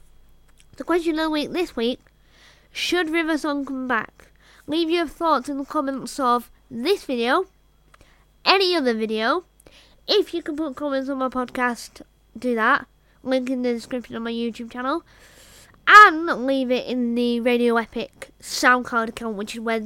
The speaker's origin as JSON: {"language": "English", "country": "United Kingdom", "said": "I'm British"}